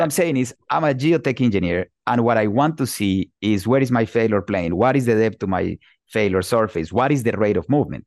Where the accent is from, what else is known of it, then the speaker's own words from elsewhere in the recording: Bogota, Bogotá Capital District, Colombia; moved away as an adult; also born or lived in Pittsburgh, Pennsylvania, United States; now in United States; I'm originally from Bogota, Colombia